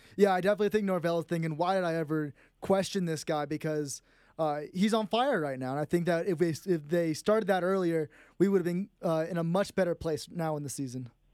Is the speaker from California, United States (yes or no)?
yes; San Jose, California, United States; moved away; I'm from San Jose, California